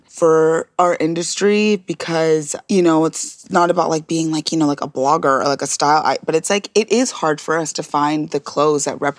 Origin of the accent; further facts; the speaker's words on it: Nebraska, United States; I grew up in Nebraska.